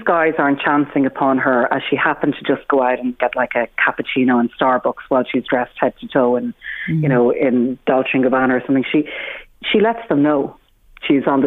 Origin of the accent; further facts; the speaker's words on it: Ireland; being Irish